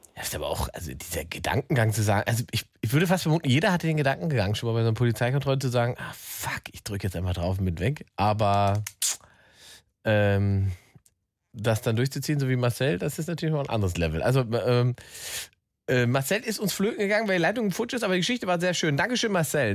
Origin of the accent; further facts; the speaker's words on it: East Germany, Germany; now in Berlin, Germany; Ich bin aus dem Osten